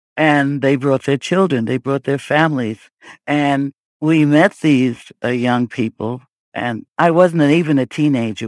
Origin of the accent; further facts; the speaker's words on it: New York City, New York, United States; I grew up in Brooklyn